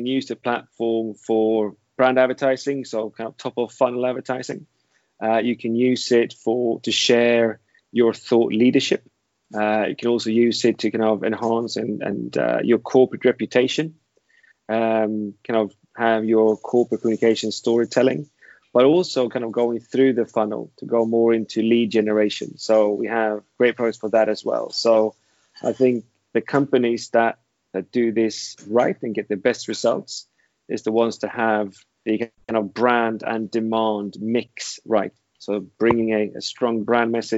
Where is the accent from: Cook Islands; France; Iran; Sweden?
Sweden; moved away as an adult; now in London, United Kingdom; I am Swedish. However, I was born in London, but didn't live here for very long. I've been now in London for 15 years